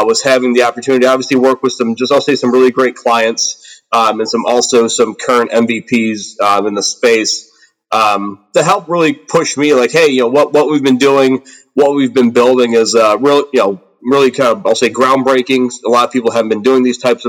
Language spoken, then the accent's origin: English; Aurora, Illinois, United States; I'm from the Chicago suburbs here in the United States. The city I'm from is actually called Aurora.